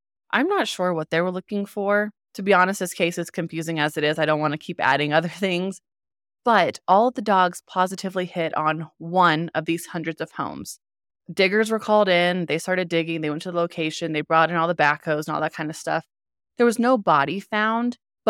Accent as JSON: {"language": "English", "region": "Indiana", "country": "United States", "tie": "born or raised there", "accent": "twang", "said": "I grew up in Southern Indiana, and I definitely had a twang."}